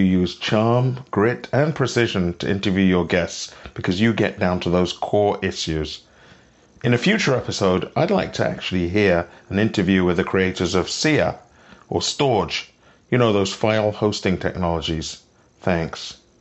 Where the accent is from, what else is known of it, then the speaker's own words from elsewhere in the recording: Toronto, Ontario, Canada; I come from Toronto